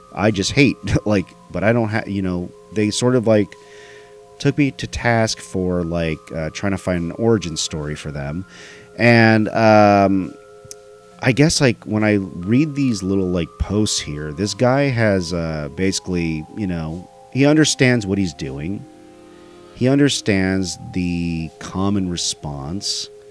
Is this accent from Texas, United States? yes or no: yes; Dallas, Texas, United States; it happened in my hometown